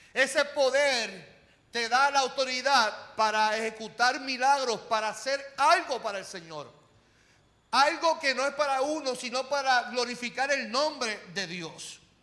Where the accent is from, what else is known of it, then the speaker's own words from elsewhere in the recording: Carolina, Puerto Rico; yo vengo de Carolina